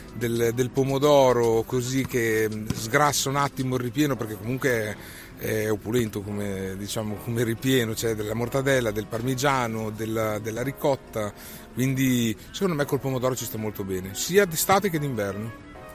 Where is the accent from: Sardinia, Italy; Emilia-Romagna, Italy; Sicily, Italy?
Emilia-Romagna, Italy; Modena; sono modenese